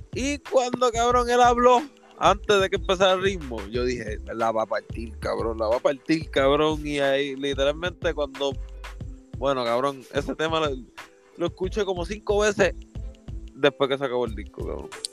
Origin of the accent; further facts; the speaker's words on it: Puerto Rico; Somos boricua